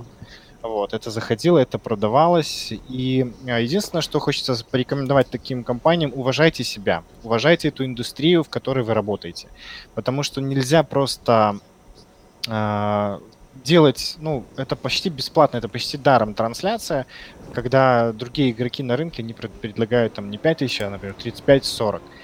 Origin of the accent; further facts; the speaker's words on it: Belarus; moved away as an adult; now in Yekaterinburg, Russia; Я вообще сам из Беларуси. И в июне 2017 э, года я приехал в Екатеринбург